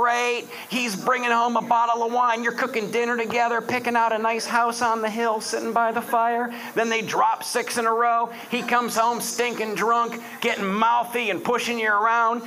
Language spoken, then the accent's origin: English; Detroit, Michigan, United States; moved away; I'm originally from Detroit